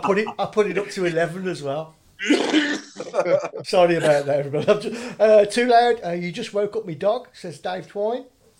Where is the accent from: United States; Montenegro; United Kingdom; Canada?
United Kingdom; Birmingham, West Midlands; born or raised there